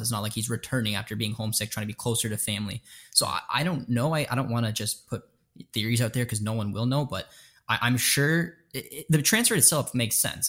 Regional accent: Canada; We're both Canadian

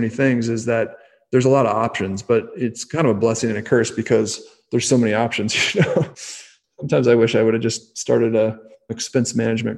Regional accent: the Bay Area, California, United States; I grew up in the Bay Area

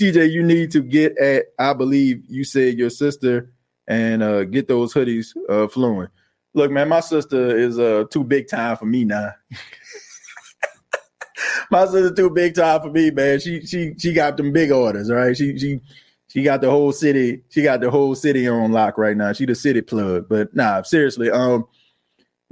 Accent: New Orleans, Louisiana, United States; I'm from New Orleans, for God's sakes. I mean, it was murder capital when I was growing up

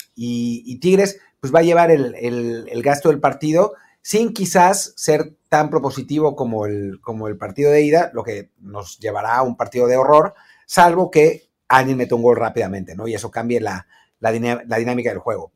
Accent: Mexico; como mexicanos

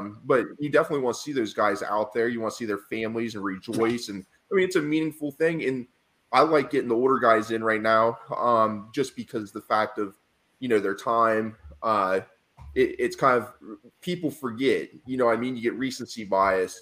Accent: Central Ohio, United States; I'm from Central Ohio where there's Browns fans and Pittsburgh Steelers fans

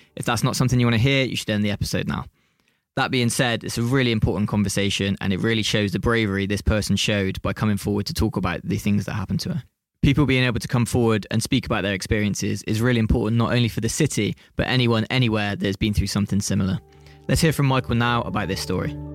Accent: Bristol, South West England, United Kingdom; When you're from Bristol and you're working in Bristol

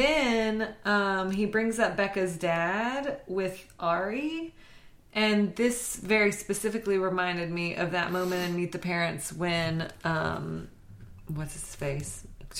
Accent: Louisiana, United States; Because I'm from Louisiana.

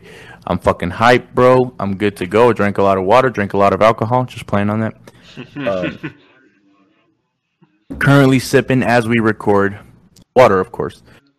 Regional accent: Mexico; first language Spanish; English is a second language; now in Arizona, United States; I'm from Mexico? Like, actually, from Mexico.

